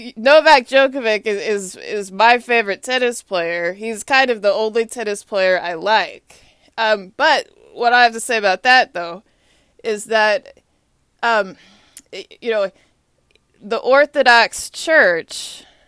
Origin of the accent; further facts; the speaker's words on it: Austin, Texas, United States; moved away as an adult; now in Washington, D.C., United States; I grew up in Austin. My hometown is Austin, Texas